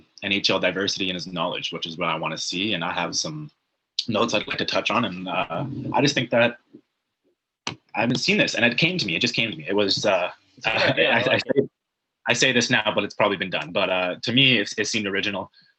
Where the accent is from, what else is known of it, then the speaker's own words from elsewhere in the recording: Canada; I'm just a Canadian hockey fan.